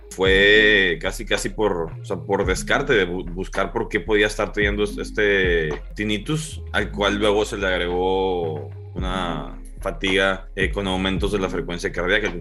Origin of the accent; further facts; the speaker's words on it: Monterrey, Nuevo León, Mexico; Soy de Monterrey, Nuevo León